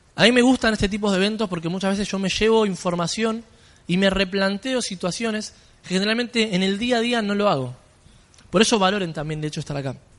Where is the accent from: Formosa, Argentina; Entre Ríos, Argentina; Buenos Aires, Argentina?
Buenos Aires, Argentina; Vengo desde Argentina, yo soy allá, de Buenos Aires